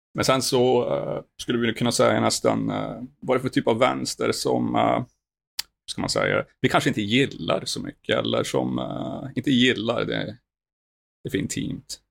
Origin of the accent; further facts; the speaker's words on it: Norrland, Sweden; Jag kommer från de djupaste delarna och mörkaste delarna av Sverige. Norrland